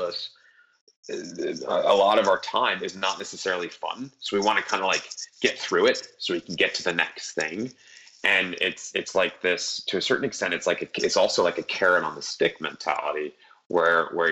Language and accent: English; Northeast, United States; I'm from the Northeast. We do everything fast here.